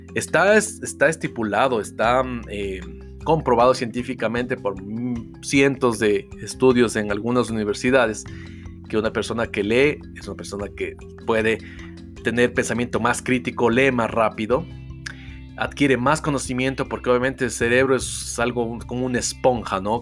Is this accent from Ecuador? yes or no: yes; Ecuador; acá en mi país, en Ecuador, no tenemos ese hábito de lectura